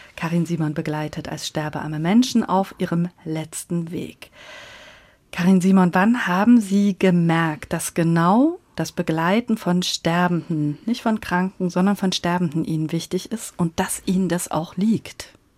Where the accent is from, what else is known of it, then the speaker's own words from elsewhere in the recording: Upper Palatinate, near Regensburg, Bavaria, Germany; Ja, ich komme aus der Gegend von Regensburg, aus der schönen Oberpfalz